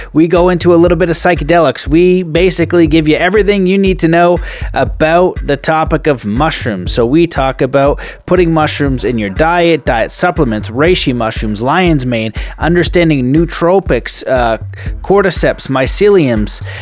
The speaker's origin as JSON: {"language": "English", "country": "Canada", "said": "we are Canadian"}